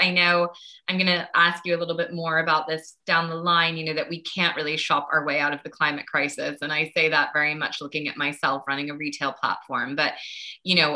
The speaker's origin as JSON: {"language": "English", "country": "United States", "tie": "born or raised there", "said": "I grew up in the States"}